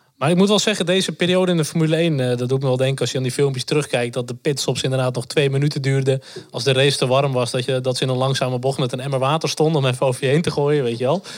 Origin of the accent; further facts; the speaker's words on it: North Holland, Netherlands; ik kom uit het eh, Noord-Hollandse